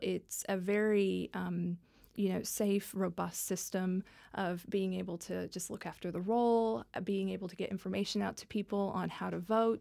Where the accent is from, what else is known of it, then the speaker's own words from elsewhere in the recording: Dallas, Texas, United States; moved away; I was raised in the South. I, I'm, I'm from Dallas, Texas, originally